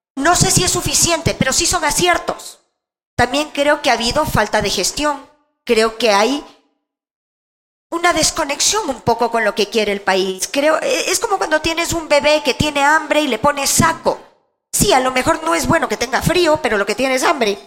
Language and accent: Spanish; Quito, Pichincha, Ecuador; Crecí en la Mariscal. Mi primera casa era la Mariscal.